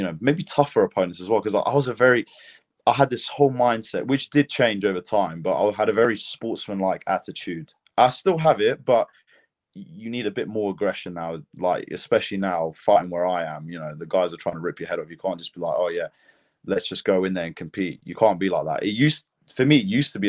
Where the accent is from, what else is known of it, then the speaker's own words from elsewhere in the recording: United Kingdom; accent: British; also born or lived in Lithuania; I was born in Lithuania. Actually, that's why I represent both, you know, Lithuania and Great Britain. But we moved here when I was 3 years old. So yeah, that's why, you know, I stand by born in Lithuania but bred in Britain